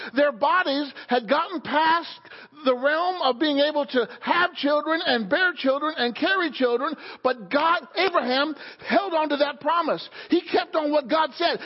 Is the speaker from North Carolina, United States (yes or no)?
no; Illinois, United States; now in Pennsylvania, United States; the church that I grew up in in Illinois